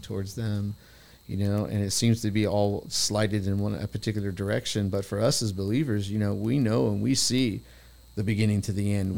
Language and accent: English; United States; I was from America